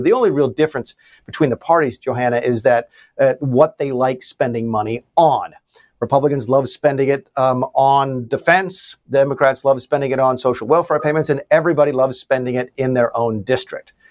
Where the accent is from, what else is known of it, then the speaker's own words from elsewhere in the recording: the South, United States; I live still, and I grew up in the South that was just destroyed by NAFTA